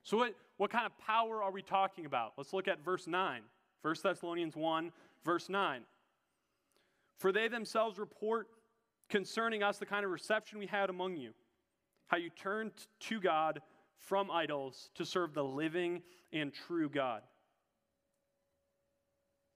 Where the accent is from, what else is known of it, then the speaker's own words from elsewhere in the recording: Minnesota, United States; I'm a Minnesotan